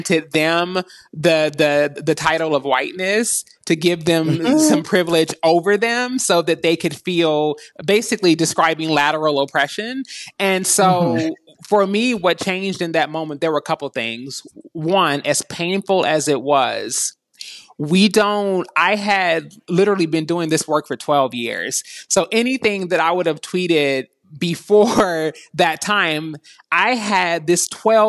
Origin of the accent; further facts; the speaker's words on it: Kentucky, United States; moved away as an adult; also born or lived in Los Angeles; I'm from Six Flags over Mitch McConnell, born and raised in Kentucky